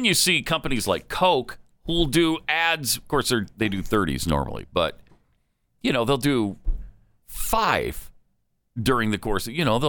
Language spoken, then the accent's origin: English; United States; I'm an American and we say it Kiev in America.